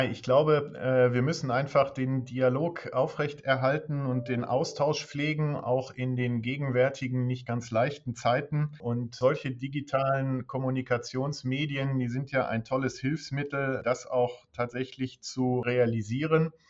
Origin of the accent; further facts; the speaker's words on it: Dortmund, North Rhine-Westphalia, Germany; moved away as an adult; Ich komme ursprünglich aus Dortmund, bin dann zum Studium nach Hannover gegangen